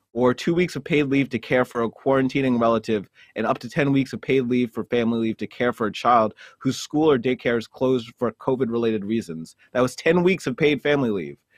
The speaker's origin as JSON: {"language": "English", "country": "United States", "tie": "born or raised there", "also_born_or_lived": "New Jersey", "said": "I'm a firstborn Jamaican from, who was raised in New York and New Jersey."}